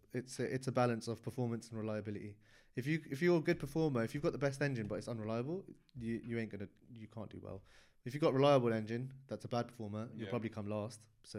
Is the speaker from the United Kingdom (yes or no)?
yes; Hounslow, London, United Kingdom; We're both from Hounslow.